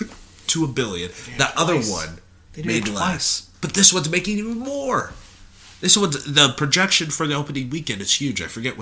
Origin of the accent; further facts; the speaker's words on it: Texas, United States; I'm from Texas, everybody.